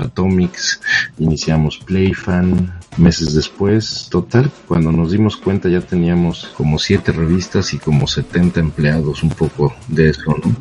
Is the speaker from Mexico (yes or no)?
yes; Toluca, State of Mexico, Mexico; moved away as an adult; yo soy de Toluca